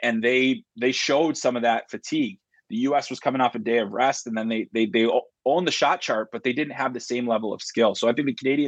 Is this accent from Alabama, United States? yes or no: no; Chicago, Illinois, United States; I grew up in Chicago, and I grew up on the south side of the city. My dad was on the Chicago Fire Department, so we lived in the city limits.